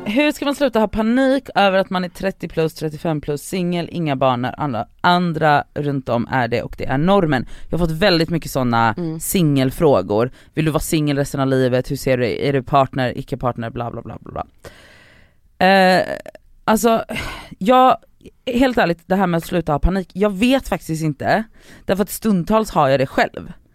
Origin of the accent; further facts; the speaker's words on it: Gothenburg, Västra Götaland, Sweden; Backaplan ligger på hissingen och det var ganska nära från Biskop där jag växte upp till Backaplan